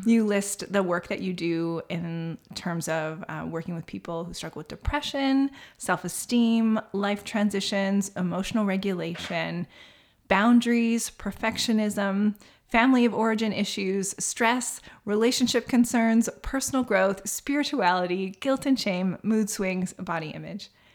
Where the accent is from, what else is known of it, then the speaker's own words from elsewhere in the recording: Saskatchewan, Canada; my house growing up in Saskatchewan